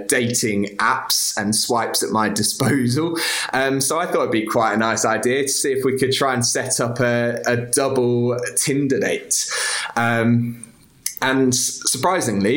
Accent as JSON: {"language": "English", "town": "Peterborough", "region": "East of England", "country": "United Kingdom", "said": "I'm actually from Peterborough"}